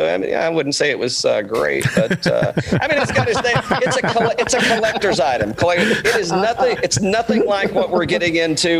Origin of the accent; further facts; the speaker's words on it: East Tennessee, United States; now in Georgia, United States; I grew up in East Tennessee, kind of moonshine running up there.